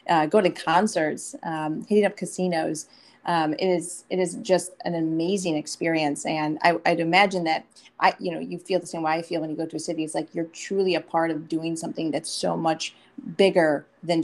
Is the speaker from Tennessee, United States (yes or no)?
no; Michigan, United States; I'm from Michigan, as you know, and, you know, growing up there